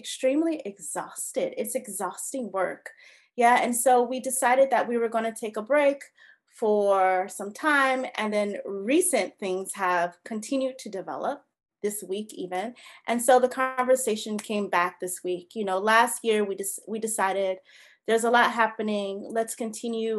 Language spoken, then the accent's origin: English; Georgia, United States; I'm from Georgia